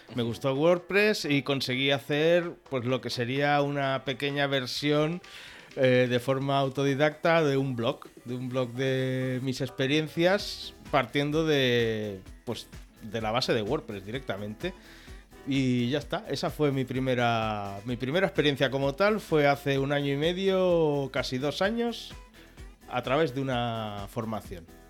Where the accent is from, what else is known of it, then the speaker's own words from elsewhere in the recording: Mataró, Catalonia, Spain; first language Catalan; Spanish is a second language; now in Canet de Mar, Spain; nací en Mataró, aunque actualmente vivo en Canet de Mar, en el Maresme